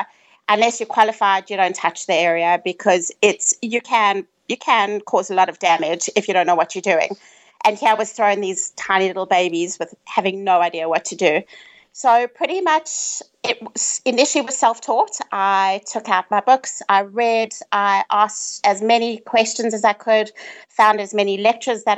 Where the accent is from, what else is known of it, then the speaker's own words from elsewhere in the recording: South Africa; I'm from South Africa